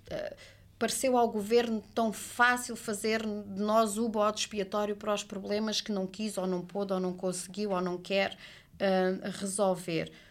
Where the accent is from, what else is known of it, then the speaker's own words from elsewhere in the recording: Portugal; enquanto portuguesa que gosta de passar férias em família